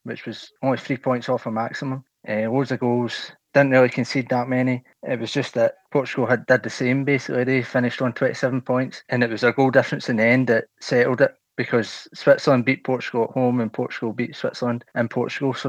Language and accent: English; Scotland, United Kingdom; I'm from Scotland.